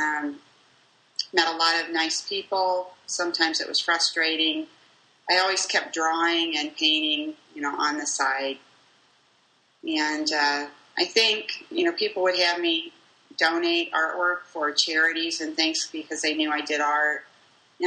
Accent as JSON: {"language": "English", "town": "Bloomington", "region": "Illinois", "country": "United States", "tie": "born or raised there", "also_born_or_lived": "Paxton, Illinois", "said": "I'm actually from Bloomington, Illinois, originally, a townie"}